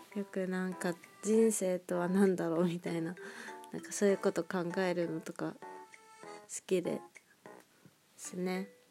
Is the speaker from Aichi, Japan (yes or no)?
yes; Nagoya, Aichi, Japan; moved away as an adult; now in Tokyo, Japan; 生まれも育ちも名古屋なんですけど